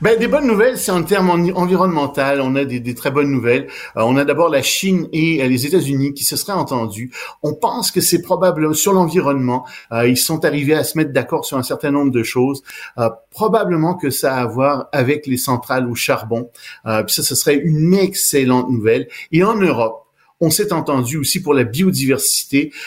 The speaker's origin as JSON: {"language": "French", "town": "Montreal", "region": "Quebec", "country": "Canada", "tie": "born or raised there", "said": "Je suis montréalais. Je suis né ici"}